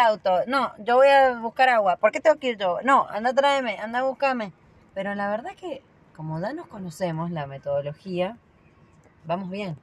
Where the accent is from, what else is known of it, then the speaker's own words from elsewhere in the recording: San Juan, Argentina; moved away; soy de San Juan